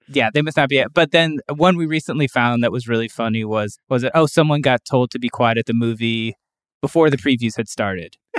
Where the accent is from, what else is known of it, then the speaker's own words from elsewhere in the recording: Cleveland, Ohio, United States; also born or lived in Brooklyn, New York; now in Western Massachusetts, United States; from Cleveland originally